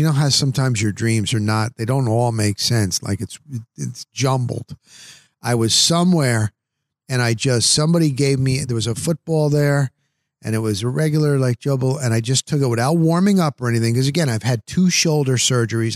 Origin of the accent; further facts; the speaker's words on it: New Jersey, United States; moved away as an adult; now in Tampa Bay, United States; as a kid growing up in New Jersey